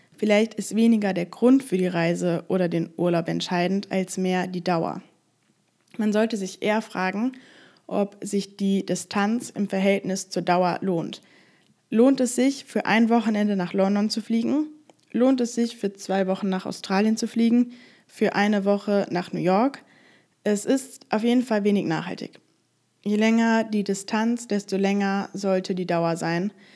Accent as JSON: {"language": "German", "country": "Germany", "said": "dass ich aus Deutschland komme"}